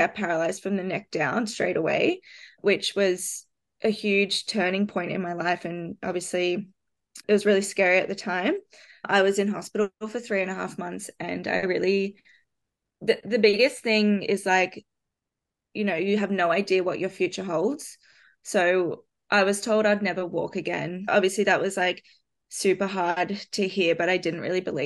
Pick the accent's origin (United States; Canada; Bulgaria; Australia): Australia; moved away as an adult; also born or lived in London; as an Australian